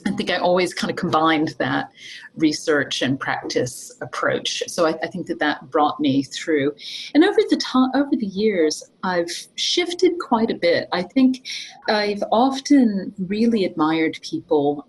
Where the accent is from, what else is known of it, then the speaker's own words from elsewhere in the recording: Appalachian Mountains of Virginia, United States; moved away; I'm from the Appalachian Mountains of Virginia